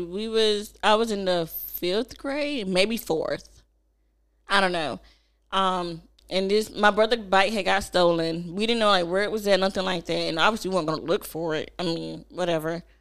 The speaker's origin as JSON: {"language": "English", "town": "Snow Hill", "region": "North Carolina", "country": "United States", "tie": "born or raised there", "also_born_or_lived": "Kinston, North Carolina", "said": "growing up in Snow Hill"}